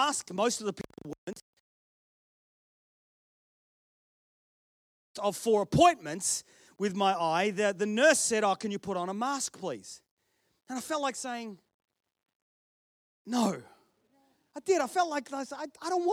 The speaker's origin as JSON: {"language": "English", "country": "Australia", "tie": "born or raised there", "accent": "Australian, ocker", "moved": "yes", "lives_now": "United Kingdom", "said": "I was born here. Dad stole some bread. We got shipped to Australia for a whole heap of years and I came back"}